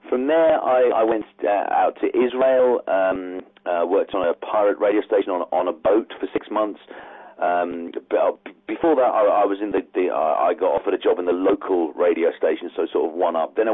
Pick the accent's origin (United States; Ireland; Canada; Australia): Ireland; I'm, I'm from Ireland, not that you could tell from my accent